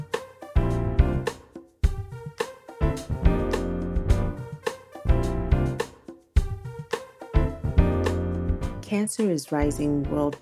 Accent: East Coast, United States; also born or lived in Nigeria / New York / Chicago; I moved to the United States, where we primarily lived on the East Coast

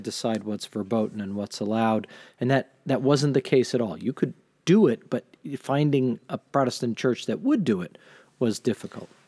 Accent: Mystic, Connecticut, United States; I grew up in Mystic

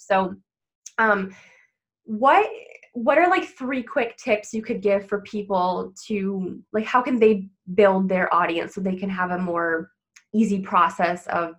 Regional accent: Ontario, Canada; I'm from Ontario.

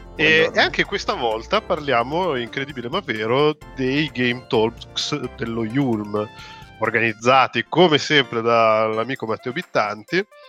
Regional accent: Genoa, Liguria, Italy; lo dico da genovese

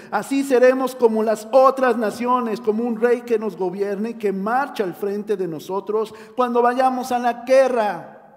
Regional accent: Mexico

